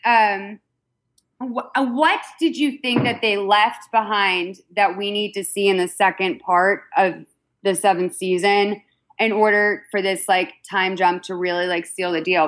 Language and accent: English; Massachusetts, United States; I'm from Massachusetts